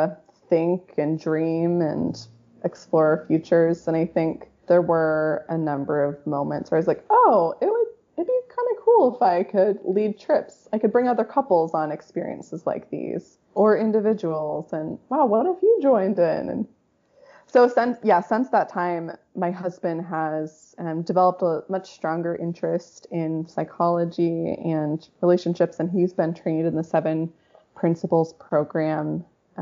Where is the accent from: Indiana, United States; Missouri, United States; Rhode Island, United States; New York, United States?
Rhode Island, United States; now in Seattle, United States; I predominantly grew up in Rhode Island, but my parents are from the West Coast, from California and Oregon